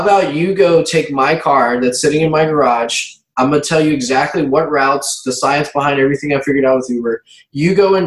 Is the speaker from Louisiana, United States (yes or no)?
yes; Baton Rouge, Louisiana, United States; I grew up mainly in Baton Rouge, Louisiana, which is the capital city of the state of Louisiana.